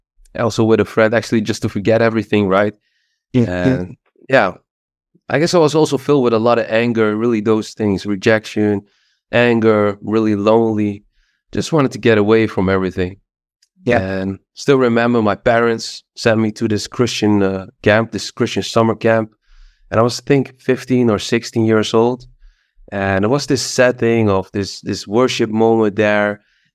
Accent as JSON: {"language": "English", "region": "east of the Netherlands", "country": "Netherlands", "tie": "born or raised there", "second_language": "English", "said": "Well, actually, I grew up in the Netherlands. I'm Dutch, in the east of the Netherlands."}